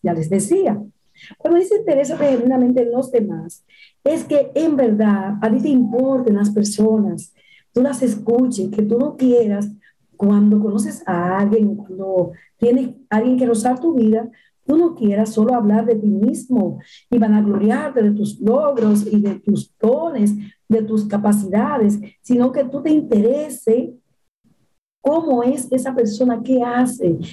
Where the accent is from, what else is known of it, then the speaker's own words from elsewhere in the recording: Dominican Republic; en mi país, República Dominicana